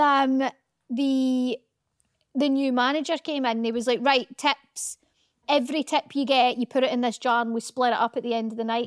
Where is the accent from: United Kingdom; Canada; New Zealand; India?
United Kingdom; Scotland; accent: Scottish; now in England; Does my Scottish accent get a little bit more Scottish